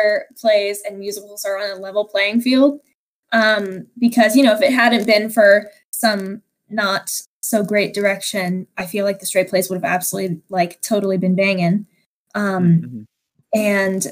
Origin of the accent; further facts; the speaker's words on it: Renton, Washington, United States; also born or lived in Redmond, Washington; I was born in Redmond, Washington, like 30 minutes away from where I live now, which is Renton. And I've grown up here all my life